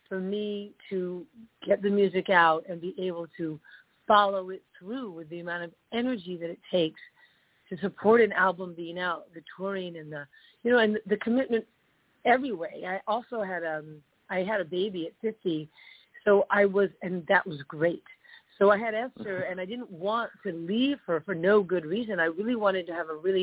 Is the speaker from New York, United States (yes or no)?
yes; New York, United States; moved away as an adult; also born or lived in California; I moved away from California, back to my hometown, New York